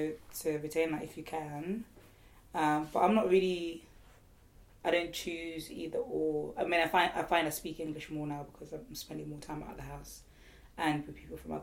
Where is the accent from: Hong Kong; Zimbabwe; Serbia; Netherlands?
Zimbabwe; now in United Kingdom; I was born in Zimbabwe, so I didn't have a choice really what to speak Shona.